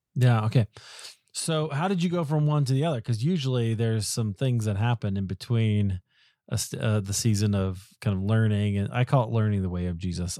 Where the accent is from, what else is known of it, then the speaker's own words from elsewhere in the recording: Iowa, United States; I grew up in Iowa